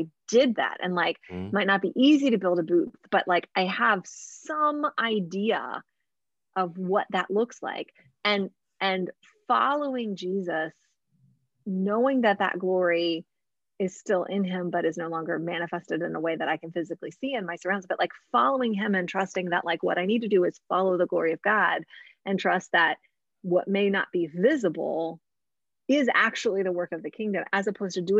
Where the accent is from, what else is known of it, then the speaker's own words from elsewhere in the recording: United States; I am not a Christian American, but I am an American Christian